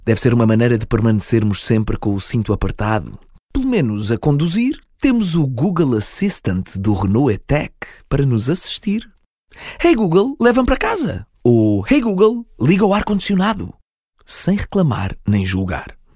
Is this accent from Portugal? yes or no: yes; Portugal; Uma qualidade, aliás, que nos apraz bastante enquanto portugueses.